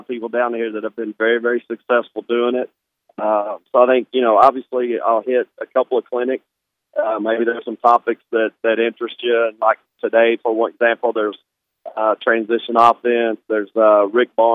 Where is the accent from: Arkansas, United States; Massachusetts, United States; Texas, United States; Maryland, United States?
Arkansas, United States; I grew up in Arkansas